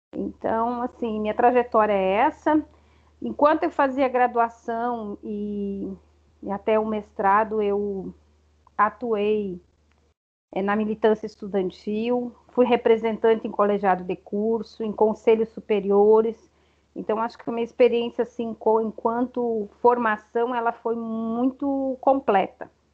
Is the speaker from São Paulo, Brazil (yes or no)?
no; Cerro Largo, Rio Grande do Sul, Brazil; moved away as an adult; now in Roraima, Brazil; eu sou gaúcha, sou do interior do Rio Grande do Sul, uma cidade pequena chamada Cerro Largo